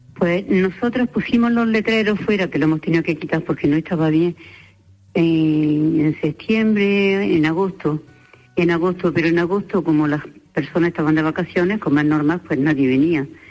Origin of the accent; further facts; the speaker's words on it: Spain; las dos que somos españolas